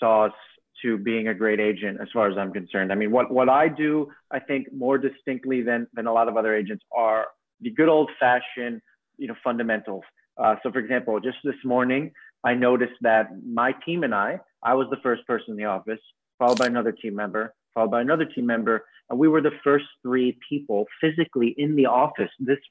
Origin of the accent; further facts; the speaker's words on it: New York City, New York, United States; I have a sense of pride having been being a native New Yorker and having been born on the island of Manhattan